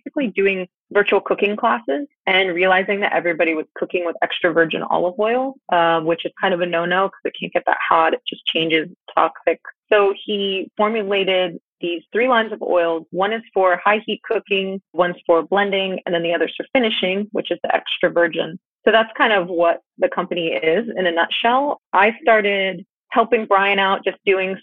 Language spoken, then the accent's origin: English; Florida, United States; now in San Diego, United States; we grew up together in Florida